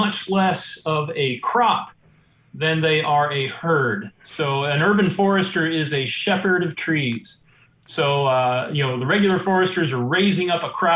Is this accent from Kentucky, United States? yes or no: yes; Eastern Kentucky, United States; moved away as an adult; now in Fairhope, United States; I'm actually an Eastern Kentuckian. I'm from the Appalachian Mountains in the coal mining land. Grew up, of course, with big gardens and bees and forests and coal mines.